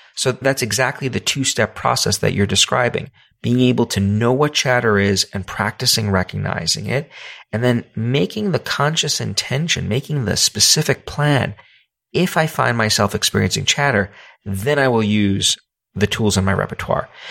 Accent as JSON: {"language": "English", "town": "New York City", "region": "New York", "country": "United States", "said": "I come from New York City"}